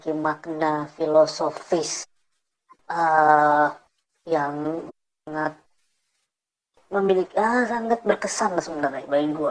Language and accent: Indonesian; Indonesia; gua … gua dari Indonesia deh biar sama kayak lo